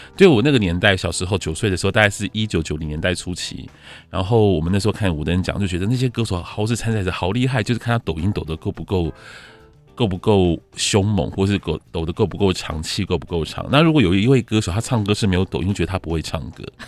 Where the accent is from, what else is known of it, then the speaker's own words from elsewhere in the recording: Taipei, Taiwan; first language Mandarin; 因为我们家里讲都是国，都是华语，那我们那时候去那边台北的，就是都是讲华语，所以从小就不会，台语就讲得不太OK